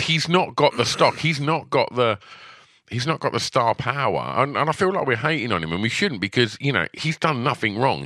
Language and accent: English; United Kingdom; we're British fans